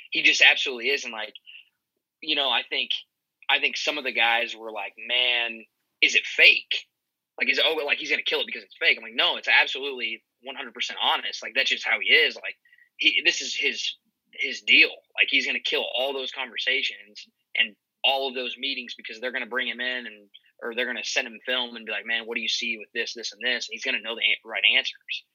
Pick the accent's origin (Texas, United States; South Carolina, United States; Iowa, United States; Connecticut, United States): Iowa, United States; I'm actually from Iowa, undergrad at Iowa State, so I'm a Cyclone